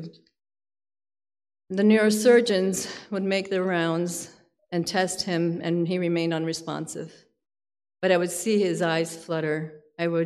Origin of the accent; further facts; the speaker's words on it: Palm Beach, Florida, United States; I'm actually from Palm Beach, Florida